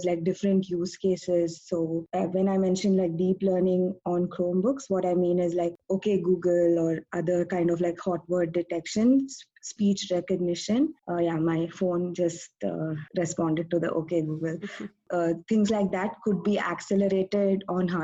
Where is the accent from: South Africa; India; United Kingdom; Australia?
India; Bangalore, Karnataka; moved away as an adult; also born or lived in Ithaca, New York; now in San Jose, United States; I'm originally from Bangalore, India, but I'm working now in the Bay Area, in San Jose